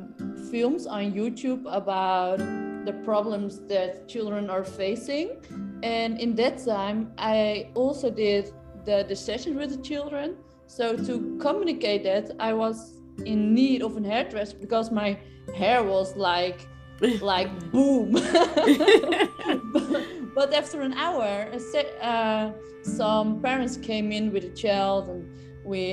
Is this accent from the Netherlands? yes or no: yes; Netherlands; moved away as an adult; now in Spain; I'm from the Netherlands, but living now in Spain since a few months.